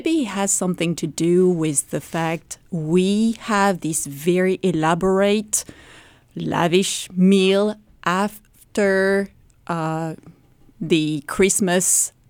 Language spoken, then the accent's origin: English; Normandy, France; moved away; I am from Normandy. So Normandy is the northwest of France.